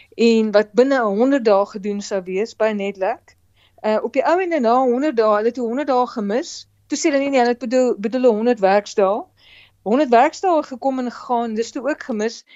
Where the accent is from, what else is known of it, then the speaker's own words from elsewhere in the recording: South Africa; ons as Suid-Afrikaners